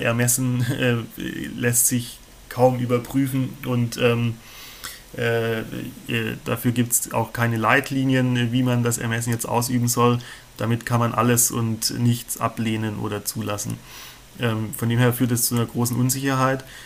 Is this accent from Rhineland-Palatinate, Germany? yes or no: no; near Stuttgart, Baden-Württemberg, Germany; moved away as an adult; now in Mainz, Germany; ich komme aber ursprünglich aus der Nähe von Stuttgart. Ich glaub, das hört man manchmal auch ein bisschen